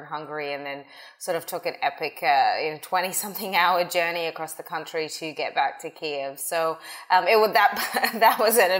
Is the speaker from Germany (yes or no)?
no; Australia; moved away as an adult; now in United States; So I came to the US from Australia. I was studying in 2006.